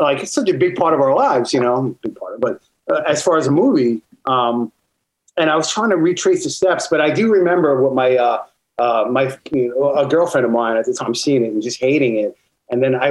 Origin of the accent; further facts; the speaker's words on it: Long Island, New York, United States; I was living in New York. I grew up in Long Island, New York